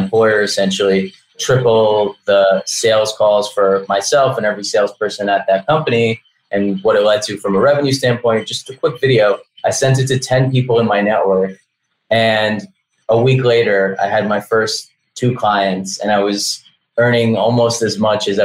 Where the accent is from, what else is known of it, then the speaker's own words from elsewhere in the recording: New York, United States; also born or lived in Belarus; now in Miami, United States; I grew up in New York. I was born in Belarus back when it was still the Soviet Union.